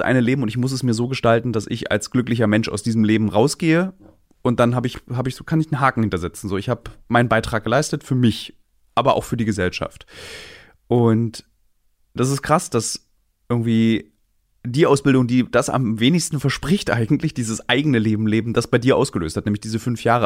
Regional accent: Berlin, Germany; Ich bin einer als Berliner

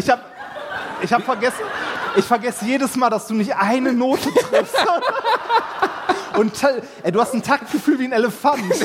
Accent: Essen, North Rhine-Westphalia, Germany; ich bin in Essen-Altendorf groß geworden

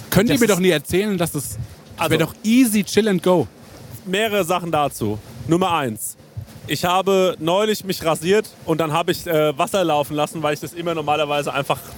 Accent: Ingelheim, Rhineland-Palatinate, Germany; nee, nee, ich komme äh, aus Ingelheim, wo ihr äh, bei eurem anderen Podcast die Francesco-Pizza-Folge gedreht habt.

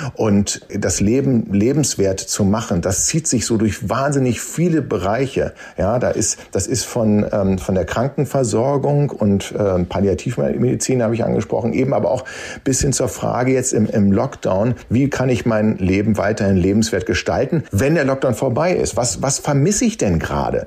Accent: Germany; als Deutsche

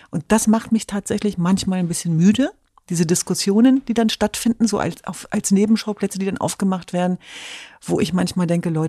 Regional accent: Germany; Ich bin Deutsche, ich bin Europäerin, ich bin Kurdin, ich bin Jesidin, ich bin eine Frau.

